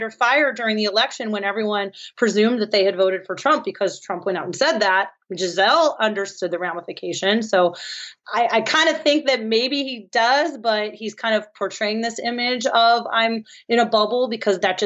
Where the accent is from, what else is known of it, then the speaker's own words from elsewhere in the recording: San Francisco, California, United States; I'm from San Francisco